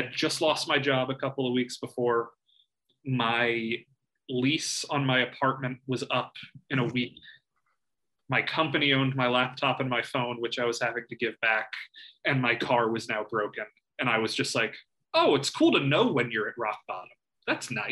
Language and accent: English; Georgia, United States; I was from Georgia